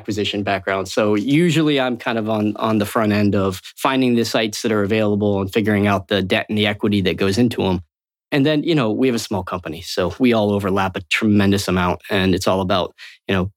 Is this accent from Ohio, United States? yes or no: no; Florida, United States; I grew up in Florida.